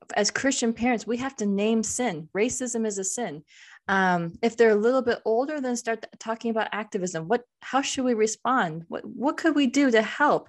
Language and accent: English; United States; I'm Indian American